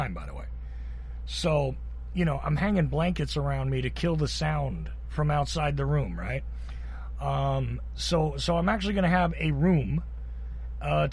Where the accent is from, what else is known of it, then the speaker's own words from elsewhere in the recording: Georgia, United States; accent: Georgia; I'm here in Georgia. You can tell from my accent, right?